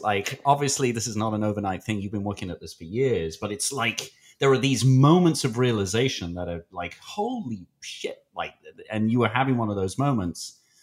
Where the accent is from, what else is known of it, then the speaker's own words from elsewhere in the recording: United Kingdom; I'm British